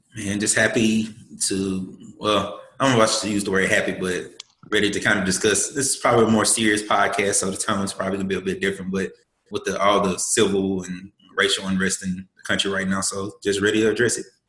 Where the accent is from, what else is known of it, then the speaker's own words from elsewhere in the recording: Columbus, Mississippi, United States; I'm from Mississippi. Um, from Columbus, Mississippi